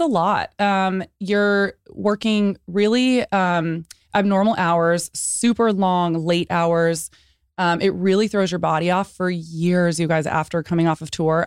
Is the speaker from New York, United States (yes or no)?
no; San Antonio, Texas, United States; I was born in San Antonio